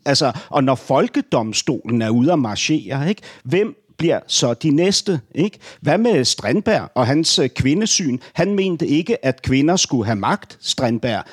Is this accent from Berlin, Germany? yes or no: yes; Berlin, Germany; now in Denmark; Berlin min barndomsby